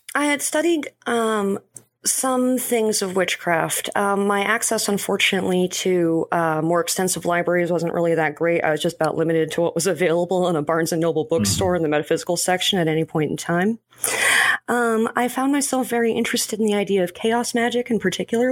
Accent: New Mexico, United States; I was born and raised in New Mexico

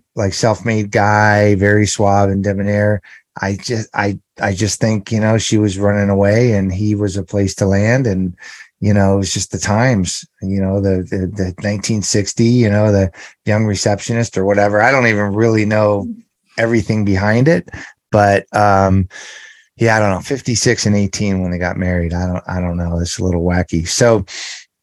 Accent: Los Angeles, California, United States; I grew up in the San Fernando Valley area of Los Angeles

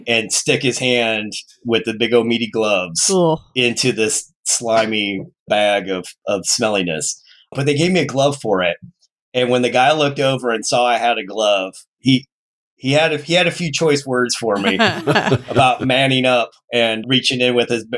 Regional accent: Detroit, Michigan, United States; born there; So I was born in Detroit.

